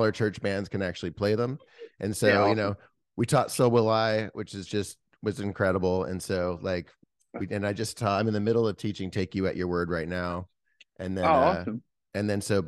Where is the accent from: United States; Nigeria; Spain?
United States; New Jersey; I grew up in New Jersey